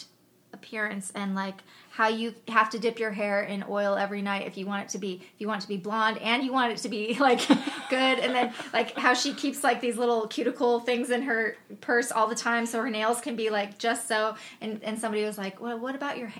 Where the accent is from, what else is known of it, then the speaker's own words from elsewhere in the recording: Los Angeles, California, United States; I grew up in Los Angeles, so it was all about your image